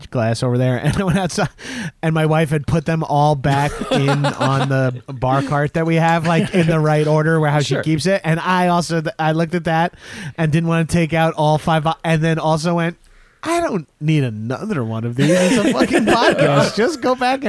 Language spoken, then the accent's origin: English; Long Island, New York, United States; also born or lived in Poughkeepsie, New York; I'm from Long Island